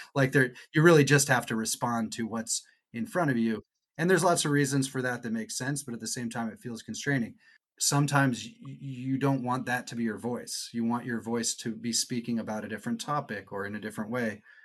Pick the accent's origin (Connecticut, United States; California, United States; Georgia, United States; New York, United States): California, United States; Irvine; I grew up in Irvine, Orange County